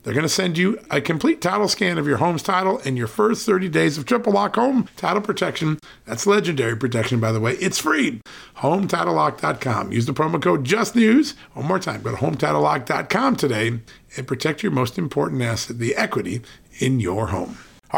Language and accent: English; Connecticut, United States; I know. I grew up out in Connecticut, so we used to go to Worcester.